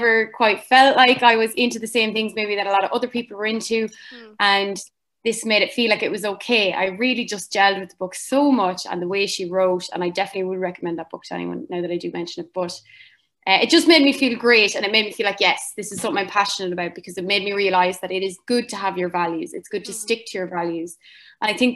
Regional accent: Cavan, Ulster, Ireland; I'm from Cavan in Ireland.

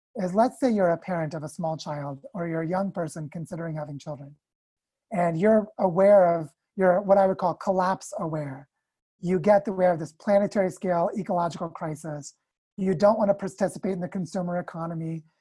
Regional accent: United States; I'm also from the United States

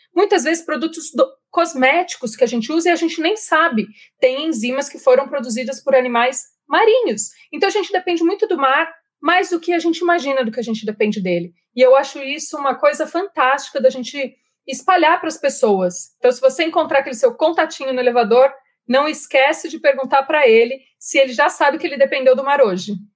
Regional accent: Jundiaí, São Paulo, Brazil; accent: interior; Eu não posso esconder o meu sotaque. Eu sou nascida em Jundiaí, morei em Jundiaí por muitos anos

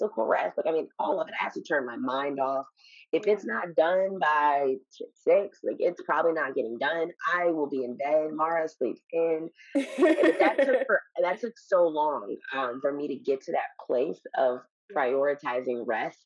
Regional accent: Chicago, Illinois, United States; now in Los Angeles, United States; I'm from Chicago

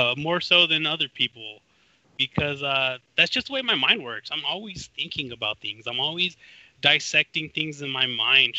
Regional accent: California, United States; people would instantly know I'm from California

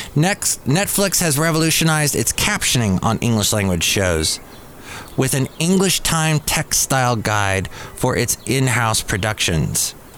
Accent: Los Angeles, California, United States; growing up in the San Fernando Valley as a kid

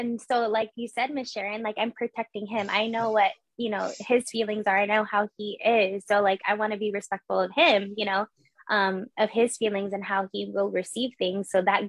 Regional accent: Philippines; I'm Filipino. I'm supposed to be in the medical industry and I was pursuing the medical industry. So that whole thing about Filipinos being in the nursing field, that is true.

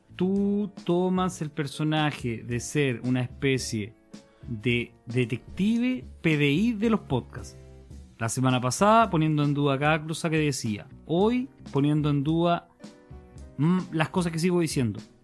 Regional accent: Santa Cruz, O'Higgins, Chile; Yo, como ciudadano de provincia, de la comuna de Santa Cruz, de la sexta región

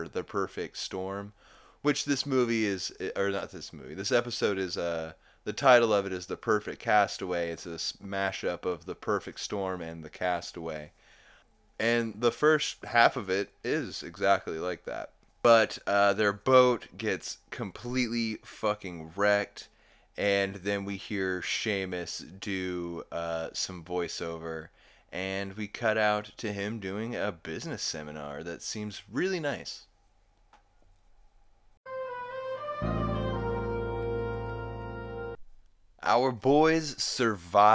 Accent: Oklahoma, United States; I'm from Oklahoma

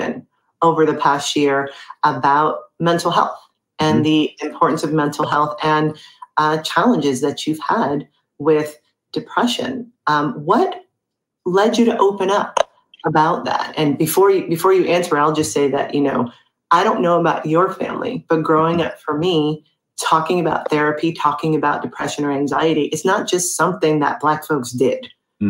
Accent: California, United States; my home state of California

